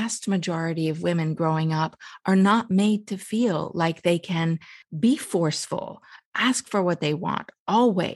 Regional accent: United States; also born or lived in Iran; And I was born in Iran. I lived my whole life in America, but I was born in Iran.

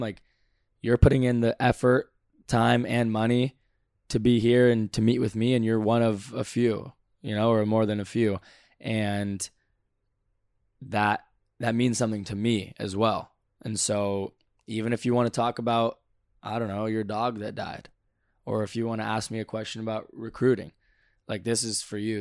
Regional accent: Valencia, California, United States; I'm from Valencia, California

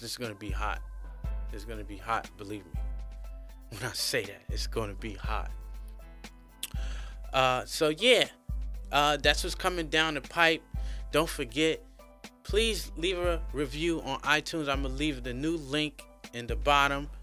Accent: New York City, New York, United States; moved away as an adult; now in China; I'm from New York City

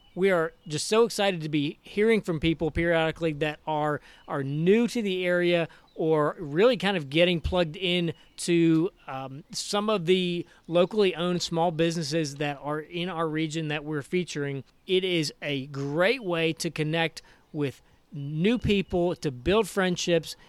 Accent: outside of Philadelphia, Pennsylvania, United States; moved away; also born or lived in the South; I grew up outside of Philadelphia

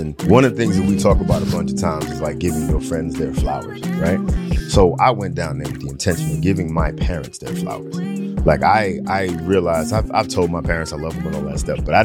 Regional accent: Long Island, New York, United States; I grew up in Long Island

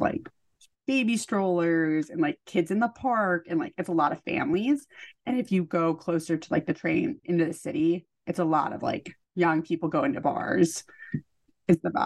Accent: California, United States; moved away as an adult; also born or lived in the South (college); now in New Jersey, United States; I grew up in California

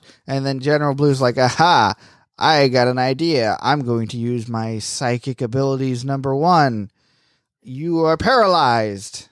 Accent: Florida, United States; moved away; also born or lived in North Carolina; I'm from Florida.

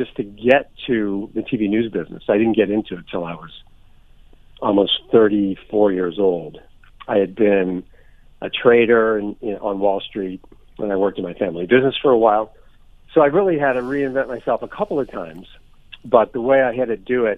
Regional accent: St. Louis, Missouri, United States; moved away; also born or lived in west coast of Florida; growing up in St. Louis

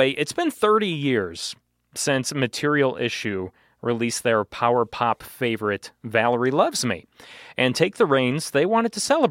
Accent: Chicago, Illinois, United States; my hometown area scene of the Chicagoland area

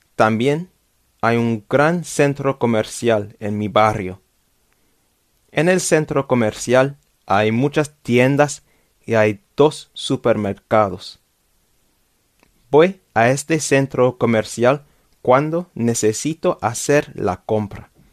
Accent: London, United Kingdom; Spanish is a second language; Yo vivo en Londres y vivo en Londres desde mi nacimiento, since birth

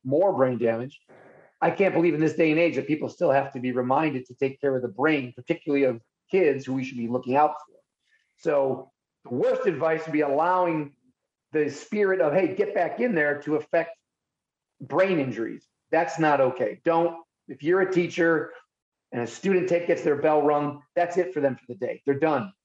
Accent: Buffalo, New York, United States; I am from Buffalo

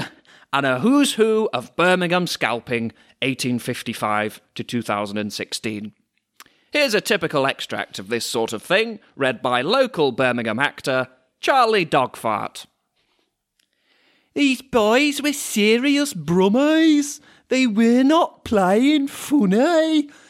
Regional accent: France; I grew up in France.

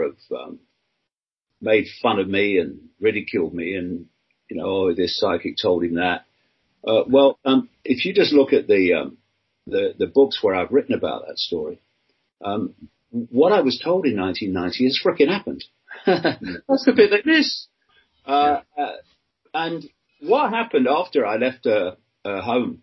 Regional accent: Leicester, East Midlands, United Kingdom; also born or lived in Birmingham / London; I was born in Leicester, England, in 1952. Grew up on a working class council house estate

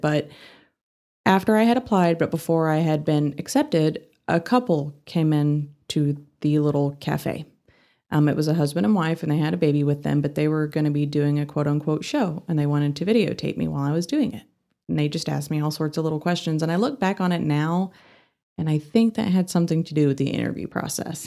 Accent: Fort Worth, Texas, United States; moved away as an adult; also born or lived in North Carolina; now in Amarillo, United States; I grew up in Fort Worth

